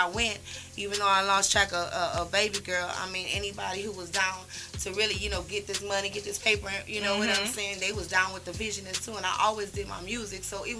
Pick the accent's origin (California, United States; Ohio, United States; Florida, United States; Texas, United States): Texas, United States; Houston; I'm from right here in the city, H-Town, baby.